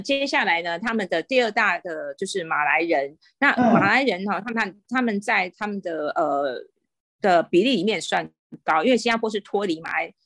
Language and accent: Chinese; Taiwan; moved away as an adult; now in Singapore; 身为台湾人好骄傲